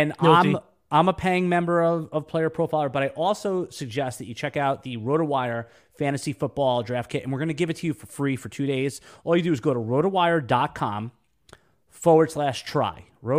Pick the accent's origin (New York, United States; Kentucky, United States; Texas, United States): New York, United States; now in Jacksonville, United States; Yeah, no, I'm a New Yorker, native New Yorker, and obviously, the last decade, the 10 years, I live in Jacksonville, Florida.